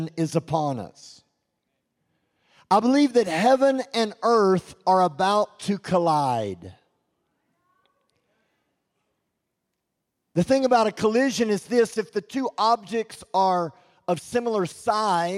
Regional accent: Texas, United States; I'm from Texas, and I'm loud

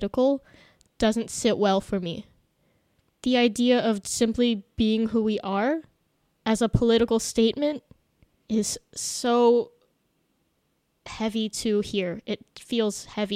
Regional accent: Indonesia; growing up in Indonesia

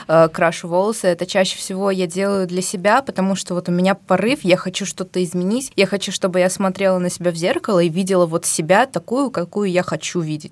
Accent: Tashkent, Uzbekistan; moved away as an adult; now in Moscow, Russia; Я из Узбекистана родилась и жила практически всю жизнь в Ташкенте

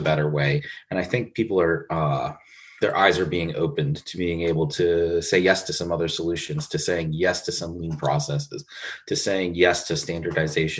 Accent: Pittsburgh, Pennsylvania, United States; also born or lived in Philadelphia; now in Columbus, United States; I was raised in Pittsburgh, Pennsylvania

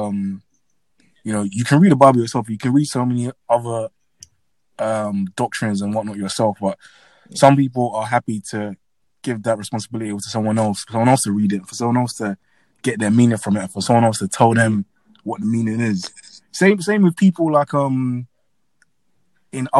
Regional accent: Nigeria; we are Nigerian.

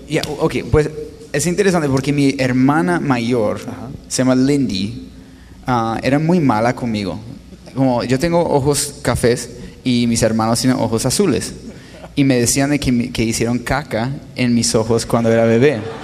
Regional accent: Los Angeles, California, United States; first language English; Spanish is a second language; moved away as an adult; also born or lived in Spain; now in Colombia; yo nací en Los Ángeles, California, viví todo como 24 años allá

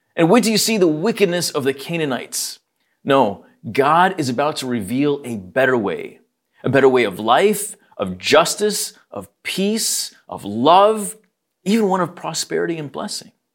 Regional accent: New Jersey, United States; I was born here in New Jersey

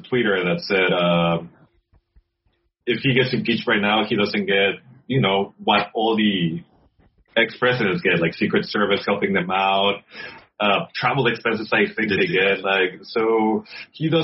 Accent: Querétaro, Mexico; Querétaro, my hometown

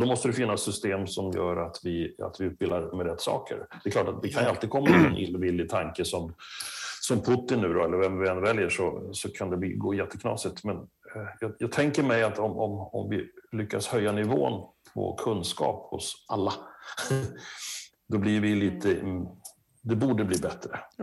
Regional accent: Sweden; now in France; vi lever hemma i Sverige och i Skandinavien

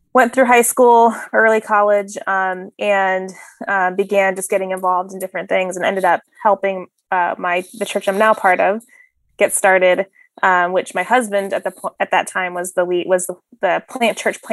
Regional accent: Phoenix, Arizona, United States; I was, born and raised in Phoenix, Arizona.

